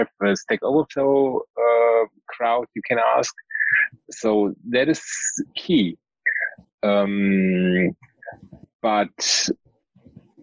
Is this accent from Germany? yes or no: yes; Germany; I'm from Germany.